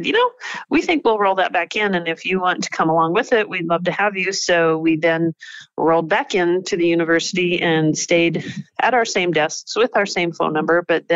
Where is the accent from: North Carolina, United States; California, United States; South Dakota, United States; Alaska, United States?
South Dakota, United States; also born or lived in Wyoming; now in Butte, United States; I was raised in South Dakota